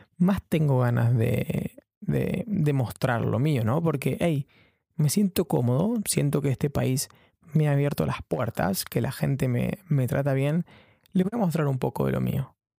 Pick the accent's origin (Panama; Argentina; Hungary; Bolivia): Argentina; moved away as an adult; now in London, United Kingdom; soy un periodista argentino viviendo en Londres